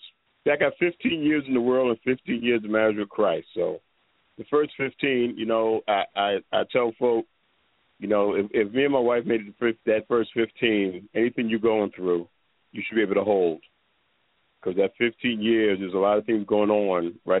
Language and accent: English; New York City, New York, United States; I'm originally from New York. I was raised in the Bronx, Manhattan, New York City born, bred.